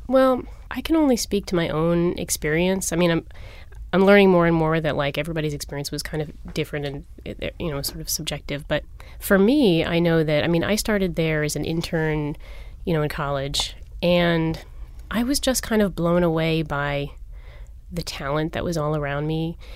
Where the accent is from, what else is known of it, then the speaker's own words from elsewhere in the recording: New York, United States; moved away as an adult; now in Philadelphia, United States; I'm actually a New York native